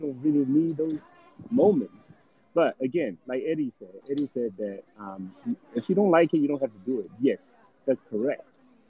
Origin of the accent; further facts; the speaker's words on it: New Zealand; now in United States; because I think before I come from New Zealand to US